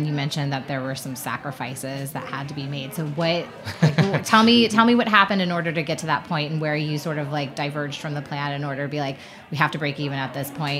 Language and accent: English; Marietta, Georgia, United States; Marietta is a small, tight-knit community in Georgia. I should know, it's actually my hometown.